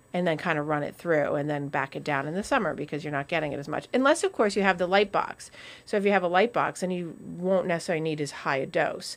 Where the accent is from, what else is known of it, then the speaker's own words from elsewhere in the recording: New England, United States; as a course of being New Englanders